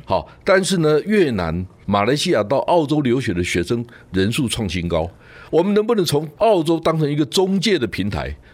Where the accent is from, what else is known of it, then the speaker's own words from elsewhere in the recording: Yilan, Yilan County, Taiwan; 我是宜兰人